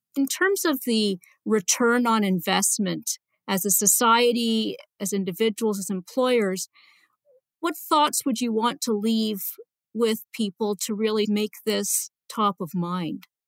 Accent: Canada; moved away; I'm a Canadian originally

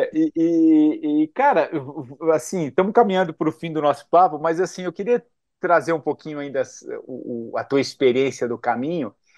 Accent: Brazil; todos nós, como brasileiros

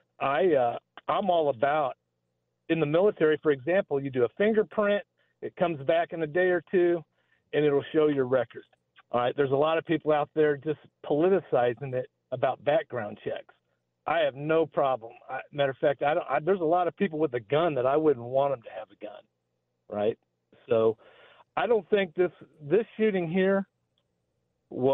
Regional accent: Kansas City, Missouri, United States; now in North Kansas City, United States; I grew up in Kansas City, Missouri, south of the river, a couple miles off Independence Avenue

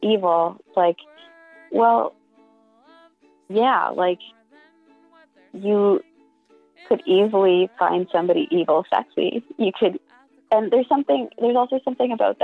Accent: Canada; I'm Canadian

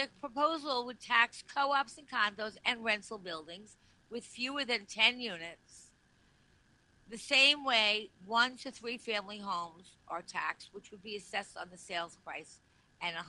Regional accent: Long Island, New York, United States; I'm from Long Island originally.

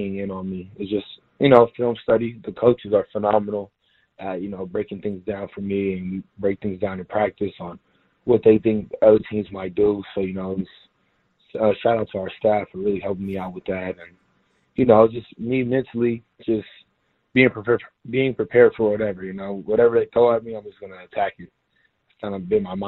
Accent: Houston, Texas, United States; moved away as an adult; also born or lived in Fort Worth / Columbus; now in San Diego, United States; I was from Houston

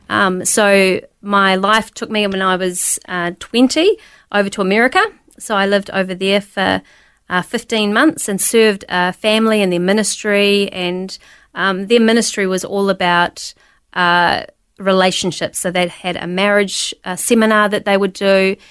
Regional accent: New Zealand; I was born in New Zealand

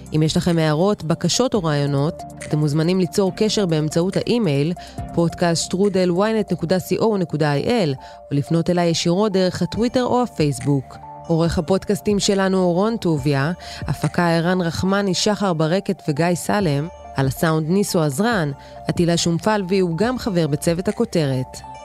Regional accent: Israel; אנחנו כישראלים

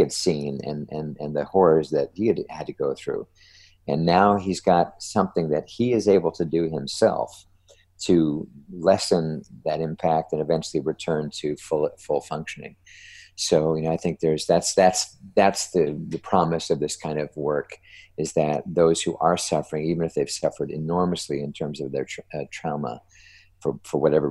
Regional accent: New Jersey, United States; I'm from New Jersey, so I'm a Jersey boy.

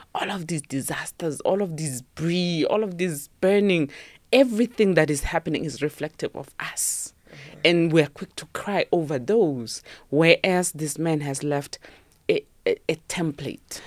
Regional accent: Sharpeville, Gauteng, South Africa; I was born and raised in Sharpeville

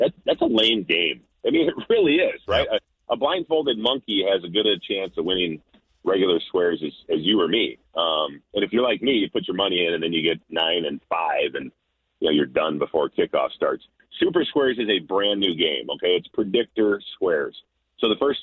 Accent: Minnesota, United States; I grew up in Minnesota, played for the Vikings for 11 years

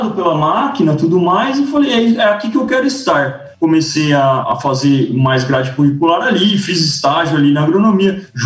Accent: São Paulo, Brazil; Eu sou um cara que nasci em São Paulo, cresci em São Paulo não tive contato quase nenhum com fazenda, com agro, com nada.

